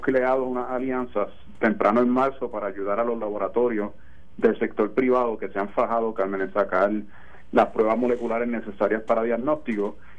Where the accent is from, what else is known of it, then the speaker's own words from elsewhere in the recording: Puerto Rico; nosotros como puertorriqueños